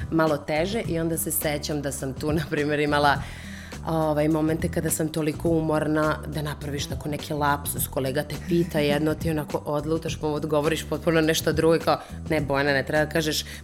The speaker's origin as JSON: {"language": "Croatian", "country": "Serbia", "said": "Toga kod nas u Srbiji toliko nema."}